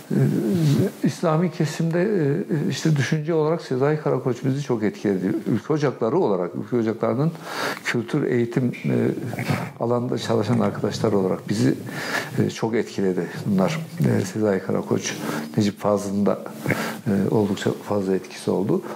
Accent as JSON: {"language": "Turkish", "region": "Kahramanmaraş", "country": "Turkey", "tie": "born or raised there", "also_born_or_lived": "Osmaniye", "moved": "yes", "said": "Kahramanmaraş'ta çocukluğum, gençliğimin ilk, ilk yılları Maraş'ta geçti."}